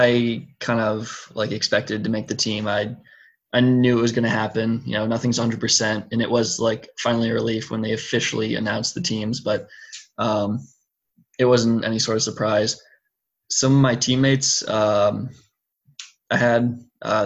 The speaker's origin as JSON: {"language": "English", "country": "United States", "said": "being American"}